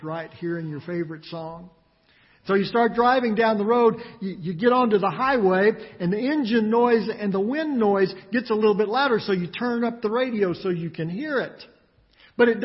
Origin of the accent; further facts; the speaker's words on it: West Texas, United States; Growing up in West Texas